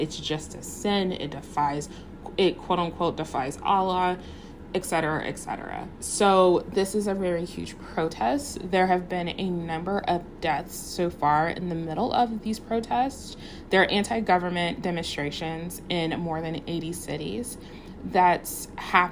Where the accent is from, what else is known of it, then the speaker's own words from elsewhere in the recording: United States; as an American